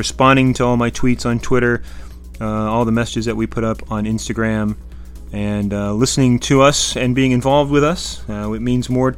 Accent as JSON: {"language": "English", "region": "Florida", "country": "United States", "tie": "born or raised there", "said": "my home state of Florida"}